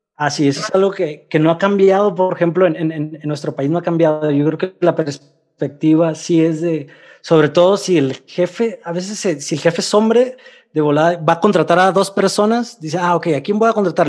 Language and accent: Spanish; Mexicali, Baja California, Mexico; also born or lived in Russia; now in Mexico City, Mexico; de Mexicali